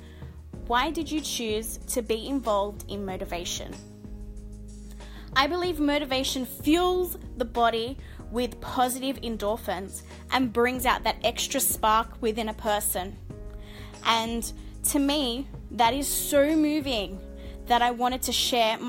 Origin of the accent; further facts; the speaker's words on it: Sydney, New South Wales, Australia; I'm 29 years old and I'm from Sydney, Australia